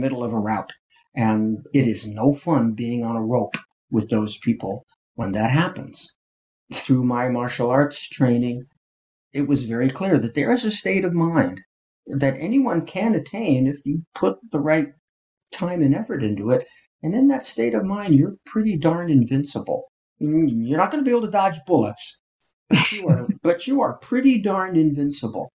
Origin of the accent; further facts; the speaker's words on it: northern New Jersey, United States; I grew up in northern New Jersey in a suburb